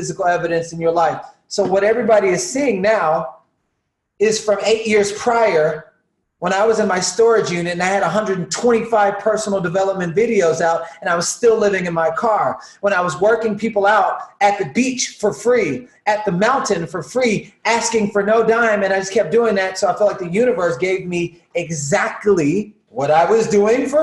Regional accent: the South, United States; Growing up in the South, eating just Salisbury steak and all the stuff that they were feeding at schools to the kids

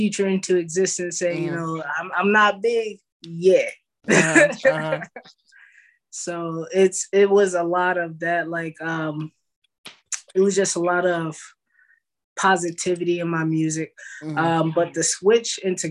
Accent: California, United States; now in Dallas, United States; I'm from California, but I reside in Texas

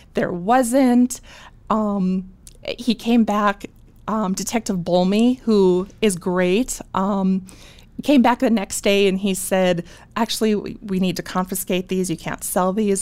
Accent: Bismarck, North Dakota, United States; moved away as an adult; also born or lived in Moorhead, Minnesota; born and raised in Bismarck. So I'm from Bismarck

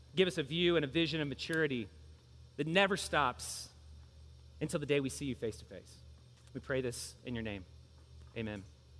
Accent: Louisville, Kentucky, United States; I grew up in Louisville.

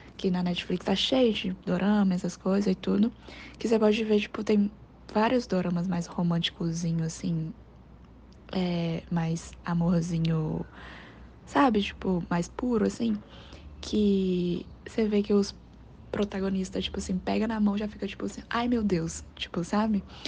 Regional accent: China; now in Brazil; do meu país de origem, que é a China

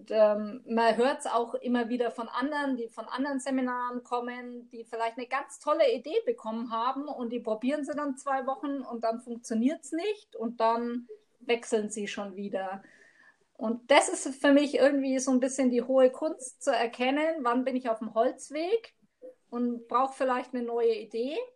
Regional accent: Bavaria, Germany; now in Immenstadt, Germany; also eigentlich komme ich ja aus Mittelfranken.

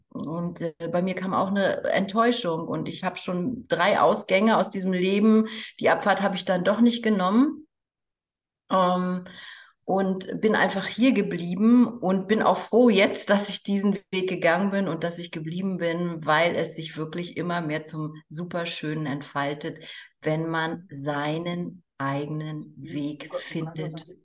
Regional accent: East Germany, Germany; es war damals noch Ost und West, ich bin in, in der DDR aufgewachsen.

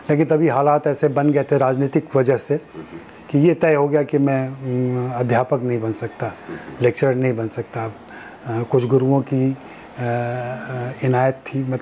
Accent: Chapra, Bihar, India; born there; मैं बिहार में छपरा में पैदा हुआ आ, छपरा मेरा ननिहाल हुआ

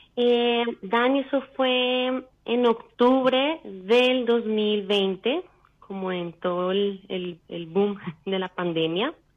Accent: Bogotá, Colombia; moved away as an adult; now in Vienna, Austria; Soy colombiana, de Bogotá eh, radicada en Austria, en Viena

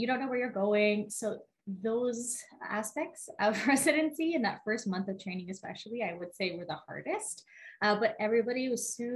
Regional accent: Edmonton, Alberta, Canada; now in Calgary, Canada; I grew up around Edmonton area

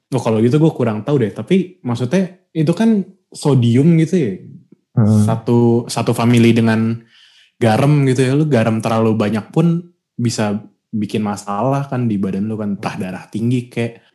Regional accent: Indonesia; kita bilang dong itu dari Indonesia

